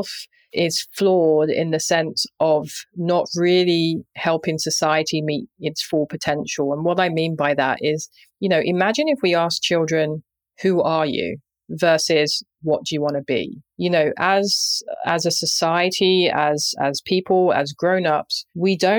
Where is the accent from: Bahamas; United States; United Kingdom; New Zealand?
United Kingdom; London; I grew up in Southeast London